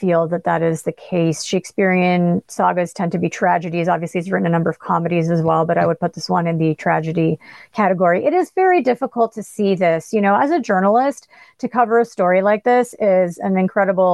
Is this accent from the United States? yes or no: no; Canada; as a Canadian